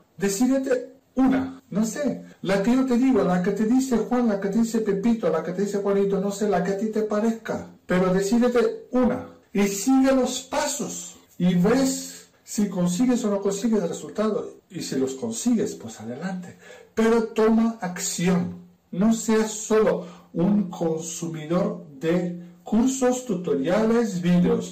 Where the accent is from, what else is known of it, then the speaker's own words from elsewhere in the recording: Romania; Spanish is a second language; moved away as an adult; now in Spain; soy rumano. Y he venido a España hace unos cuantos añitos. Todavía me notarás el acento